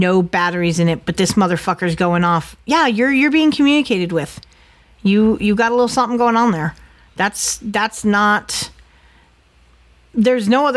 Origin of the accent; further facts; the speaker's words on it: Connecticut, United States; moved away; being from Connecticut